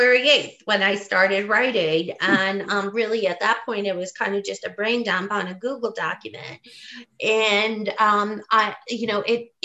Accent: West Virginia, United States; moved away as an adult; also born or lived in Indiana / California / New York; I grew up in West Virginia. Part of my childhood was Indiana, and part of my childhood was West Virginia. I am a coal miner's daughter.

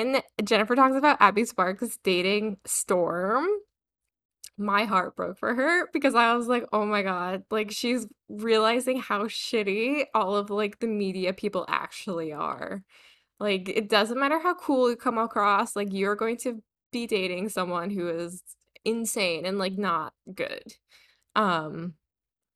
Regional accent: Middlebury, Vermont, United States; my hometown of Millbury, Vermont, tiny little sleepy town with a really high-end liberal arts college

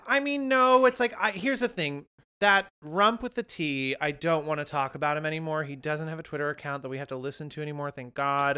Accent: Windsor, California, United States; My hometown of Windsor, California is certainly not dead.

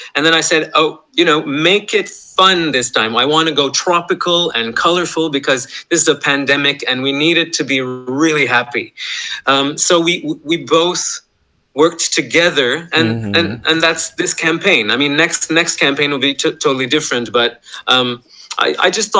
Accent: Montreal, Quebec, Canada; I grew up in Montreal

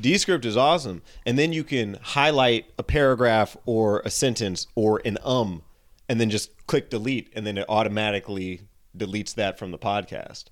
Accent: San Jose, California, United States; moved away; San Jose, California

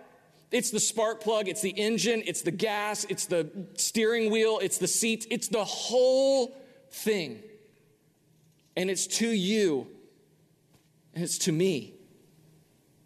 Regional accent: United States; as an American

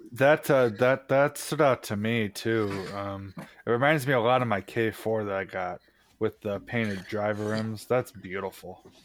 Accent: New York, United States; I'm from New York

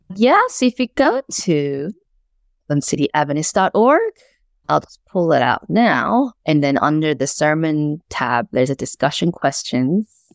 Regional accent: United States; moved away as an adult; also born or lived in South Korea; now in Melbourne, Australia; immigrated to the U S when I was eight, lived there for the rest of my life, began doing ministry, pastoral ministry in America

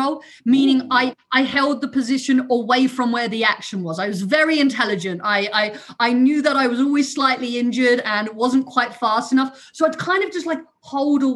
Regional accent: London, United Kingdom; accent: London; first language German; English is a second language; moved away; also born or lived in Germany / Southwest Virginia / England; We moved to London when I was younger with for my dad's job. I did not know any English except cheese, please. And I went to school in London and I decided I wanted to sound like those kids, copied their accent

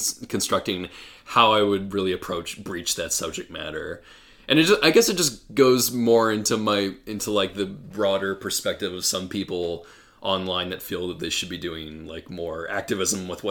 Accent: United States; knowing that I am an American, where, over in the U.S.

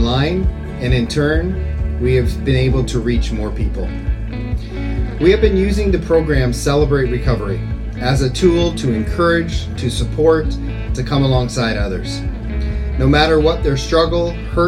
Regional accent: Kingsford, Ontario, Canada; moved away as an adult; now in Phnom Penh, Cambodia; I'm originally from Kingsford, Ontario, Canada

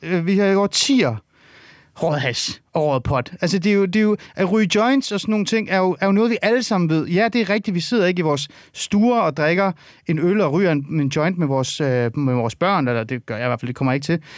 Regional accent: North Zealand, Capital Region of Denmark, Denmark; jeg er vokset op i Nordsjælland.

